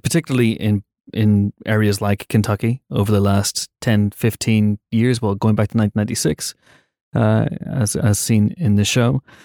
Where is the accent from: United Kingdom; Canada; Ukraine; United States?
United Kingdom